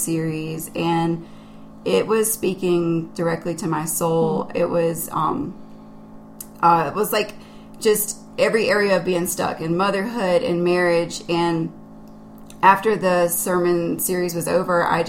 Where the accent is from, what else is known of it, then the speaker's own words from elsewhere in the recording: South Carolina, United States; I grew up in South Carolina, and I am one of seven children